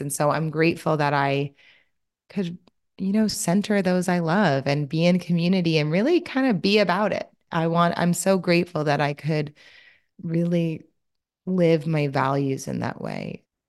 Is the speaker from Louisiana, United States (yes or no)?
yes; Louisiana, United States; I'm from Louisiana, so my mom does a lobster boil